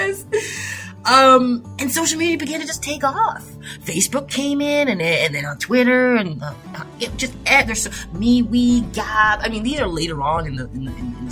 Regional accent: Toronto, Ontario, Canada; I grew up in Toronto, Canada

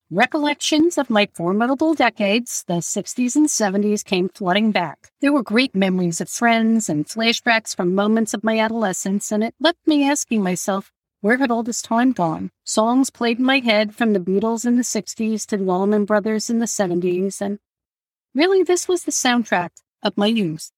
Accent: Long Island, New York, United States; I grew up on Long Island in New York, and we moved a couple of times during my years in grades K through 12

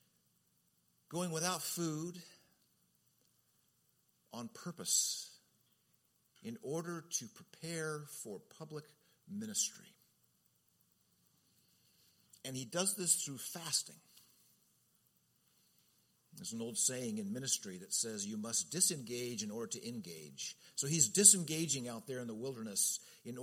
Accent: Southern California, United States; as a kid growing up in Southern California

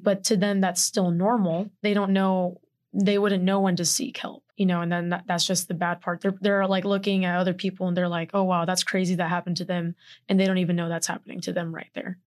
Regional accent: Houston, Texas, United States; moved away; I'm proudly from Houston, Texas

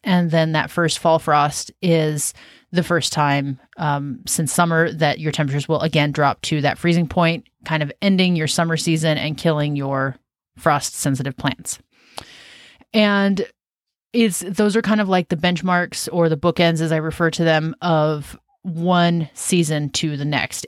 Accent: Washington, United States; also born or lived in Southern California / South Carolina / Western Oregon; now in Oregon, United States; I'm from Washington State, just north of where we live now

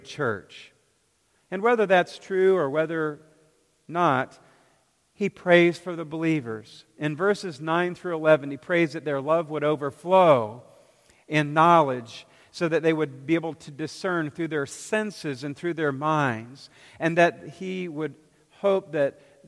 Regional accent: United States; I'm first a Christian. And then I'm American

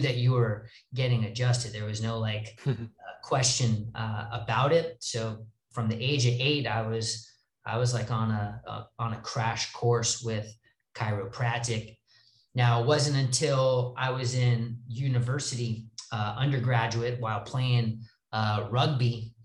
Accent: Los Angeles, California, United States; I'm from Los Angeles.

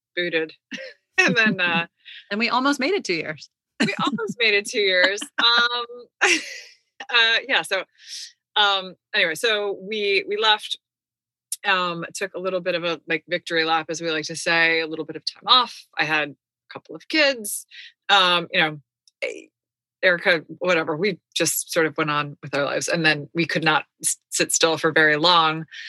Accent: United States; we're American

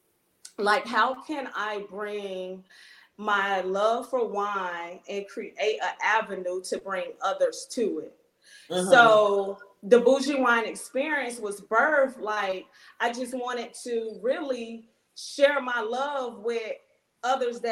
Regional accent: Miami, Florida, United States; moved away as an adult; also born or lived in North Carolina / Denmark, South Carolina; now in Greenville, United States; I'm originally from Miami, Florida. I was born and raised there.

